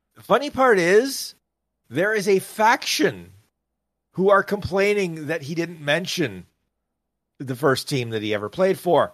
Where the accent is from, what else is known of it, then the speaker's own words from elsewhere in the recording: Canada; I say this as a Canadian